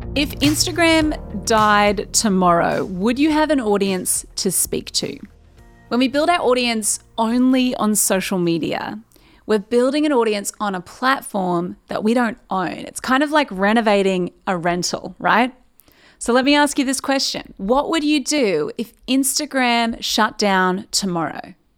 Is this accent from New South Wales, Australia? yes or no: yes; Newcastle, New South Wales, Australia; moved away as an adult; now in Sydney, Australia; Newcastle is where I've lived my whole life